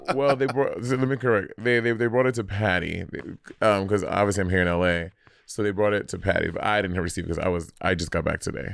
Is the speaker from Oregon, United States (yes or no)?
no; New York City, New York, United States; moved away; as a New Yorker